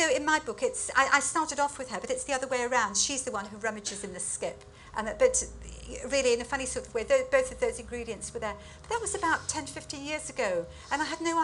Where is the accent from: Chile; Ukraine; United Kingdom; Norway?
United Kingdom; having had quite a privileged education growing up in Britain